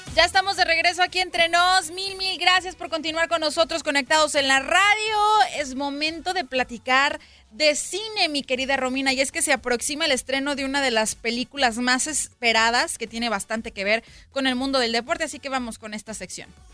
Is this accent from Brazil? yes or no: no; Mexico; Aquí somos mexicanos.